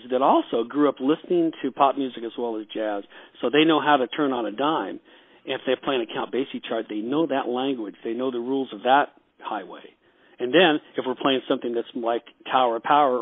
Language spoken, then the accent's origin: English; Los Angeles, California, United States; also born or lived in Wichita, Kansas; I was born in Wichita, but we moved to California when I was two. So I would pretty much grew up out here in Los Angeles